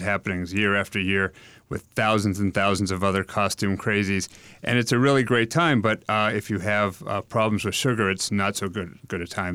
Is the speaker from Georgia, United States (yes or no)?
no; Salem, Massachusetts, United States; I grew up just outside of Salem